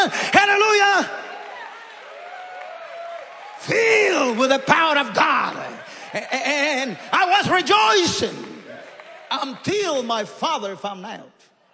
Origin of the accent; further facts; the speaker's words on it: Guatemala; now in Canada; I come from the jungles from Guatemala